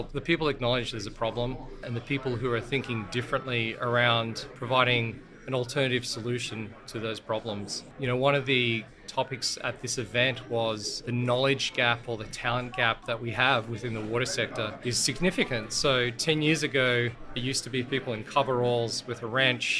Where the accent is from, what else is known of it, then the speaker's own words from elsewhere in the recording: Australia; accent: Australian; I was born in Australia